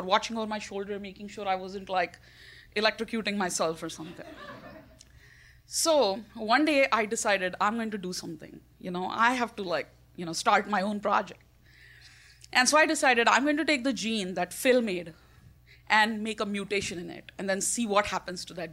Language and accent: English; India; I'm Indian.